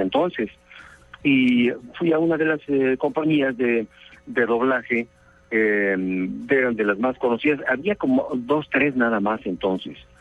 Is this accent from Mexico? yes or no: yes; Mexico; now in Mexico City, Mexico; llegué acá a la capital del Distrito Federal de México